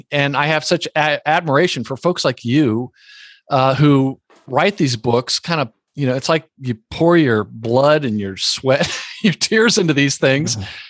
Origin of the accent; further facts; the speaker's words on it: Lower Alabama, United States; I was born in lower Alabama.